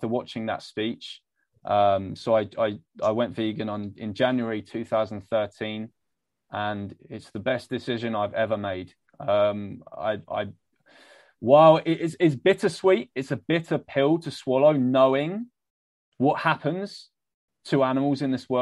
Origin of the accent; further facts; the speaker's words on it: United Kingdom; I'm British